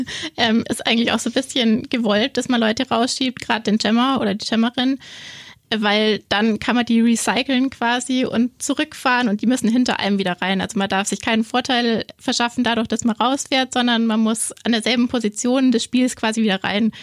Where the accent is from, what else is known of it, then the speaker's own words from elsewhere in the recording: Augsburg, Bavaria, Germany; ich komme aus Augsburg, bin hier aufgewachsen, ähm, war dann immer zwischenzeitlich mal weg